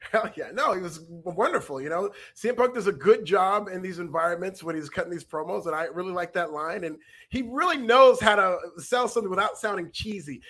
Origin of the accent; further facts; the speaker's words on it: Northern California, United States; I grew up in NorCal